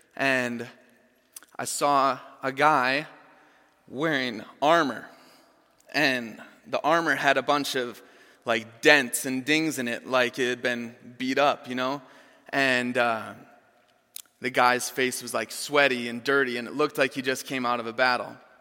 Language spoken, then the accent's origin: English; Chanhassen, Minnesota, United States; moved away; I grew up here in Chanhassen